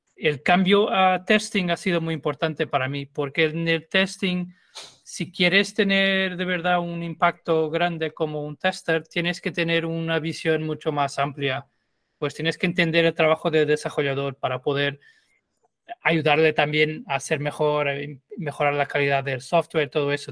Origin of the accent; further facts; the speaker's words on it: Lisbon, Portugal; Spanish is a second language; moved away as an adult; now in Madrid, Spain; yo soy de Lisboa y viví en Lisboa hasta terminar la universidad pero vivo en, em, España, en Madrid, hace 12 años más o menos